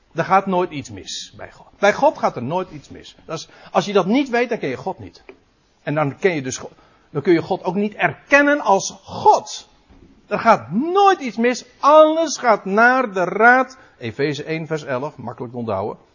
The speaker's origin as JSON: {"language": "Dutch", "country": "Netherlands", "said": "als Nederlanders"}